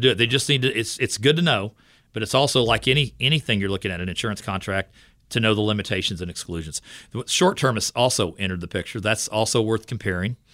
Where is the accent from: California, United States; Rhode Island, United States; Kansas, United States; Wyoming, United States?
Kansas, United States; Fort Scott; I'm from Fort Scott, Kansas, and I work in the Fort Scott Leawood area